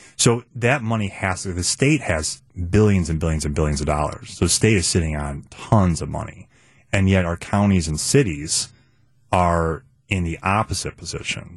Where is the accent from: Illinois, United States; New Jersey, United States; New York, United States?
Illinois, United States; Chicago; moved away as an adult; now in Milwaukee, United States; I grew up in Chicago, by the way. I, my first twenty years of my life were in Chicago